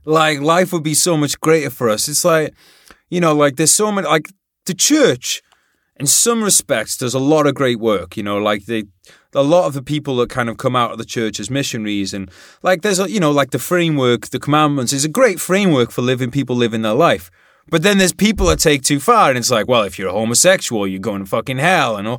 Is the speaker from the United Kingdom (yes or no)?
yes; Wales, United Kingdom; I'm from Wales